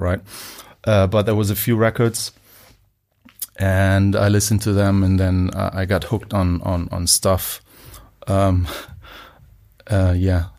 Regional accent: Munich, Bavaria, Germany; moved away; also born or lived in Bonn, Germany / Liverpool; Only, like, the first, like, five years of my life, and then, um, came to, uh, Munich.

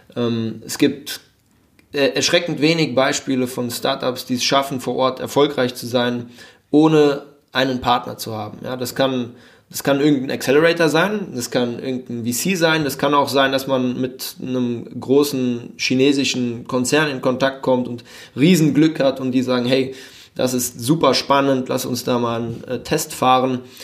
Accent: Frankfurt, Hesse, Germany; moved away as an adult; also born or lived in Mannheim; now in Shanghai, China; gebürtig bin ich äh, Frankfurter

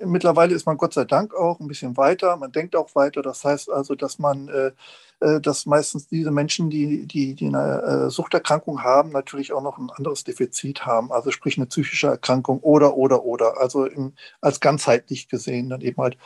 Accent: Lübeck, Schleswig-Holstein, Germany; ich komme aus Lübeck

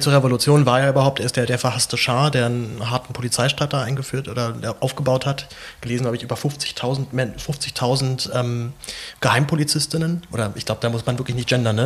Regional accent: Berlin, Germany; ich komme aus, bin in Zehlendorf aufgewachsen hier in Berlin

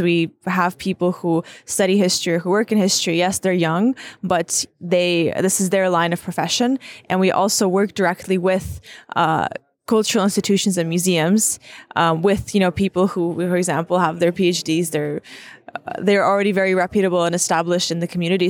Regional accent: Ukraine; the first generations that's growing up in Ukraine

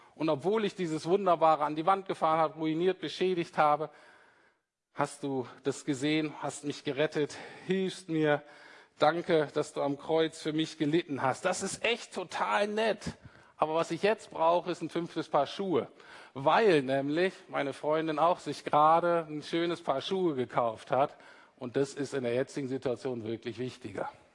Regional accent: Germany; Wir Deutschen

